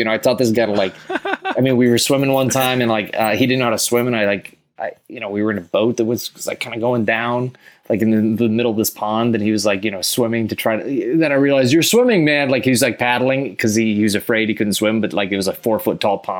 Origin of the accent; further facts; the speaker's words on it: Texas, United States; because I grew up in Texas a bit. And so there's a lot of Texas sayings mixed with space warfare.